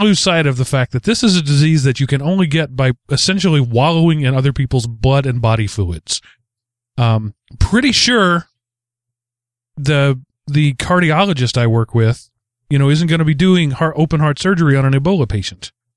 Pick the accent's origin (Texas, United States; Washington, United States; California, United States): Texas, United States; East; When I was a kid growing up in East Texas, I threw thousands of bales of hay